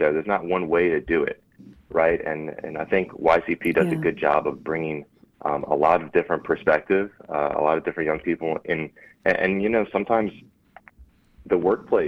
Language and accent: English; LaPlace, Louisiana, United States; also born or lived in Houston, Texas; now in New Orleans, United States; I was born and raised in Laplace, Louisiana, a little town between Baton Rouge and New Orleans